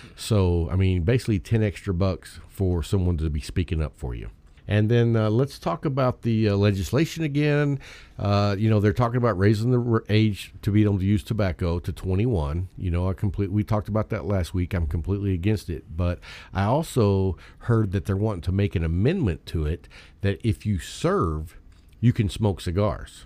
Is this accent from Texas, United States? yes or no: yes; Texas, United States; I'm from Texas and we like our personal rights